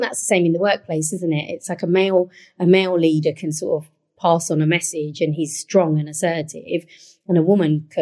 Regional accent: London, United Kingdom; one of the boroughs I look after is Waltham Forest, where I was born and raised

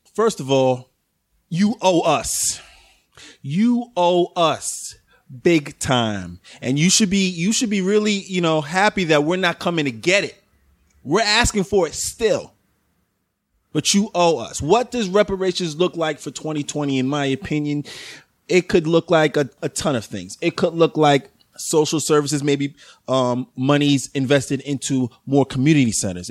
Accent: New York City, New York, United States; from the Bronx

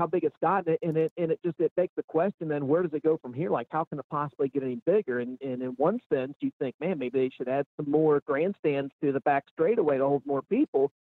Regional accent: Mid-Ohio Valley, United States; as a kid growing up in the Mid-Ohio Valley

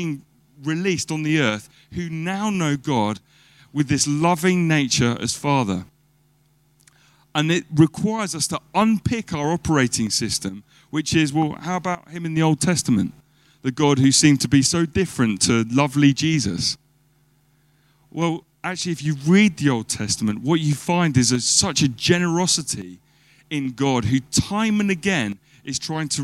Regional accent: United Kingdom; as British people

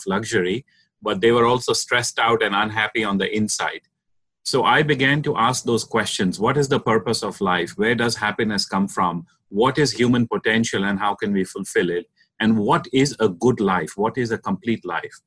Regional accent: India; I'm originally from India, and I was born into a family of entrepreneurs

